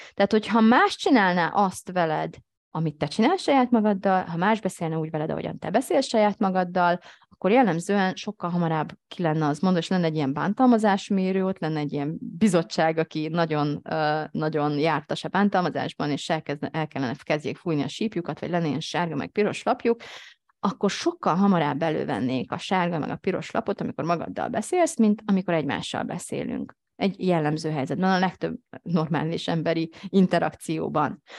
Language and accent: Hungarian; Hungary; én is magyar vagyok